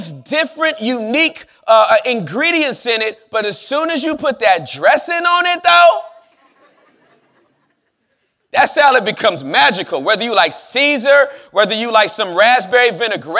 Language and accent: English; Southern California, United States; moved away; I am from Southern California